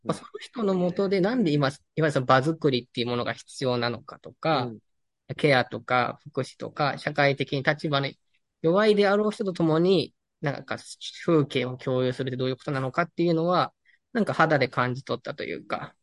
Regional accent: Nishinomiya, Hyogo, Japan; moved away; also born or lived in Amagasaki / Toyooka; 地元が西宮で、うん、まあ、第二の故郷が尼崎で

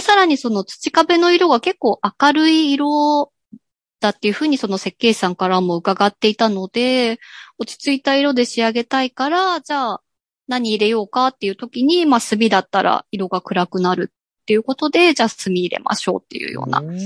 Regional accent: Gunma, Japan; born or raised there

